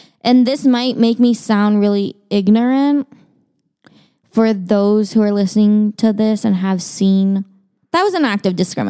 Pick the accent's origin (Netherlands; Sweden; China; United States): China; So I'm Chinese. I was born in China. And I, as a child, grew up going to very, very Chinese households.